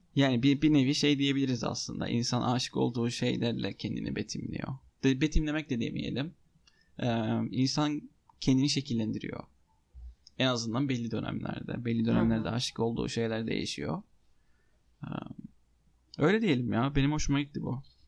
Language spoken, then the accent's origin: Turkish; Cyprus; Ben Kıbrıs'ta büyüdüm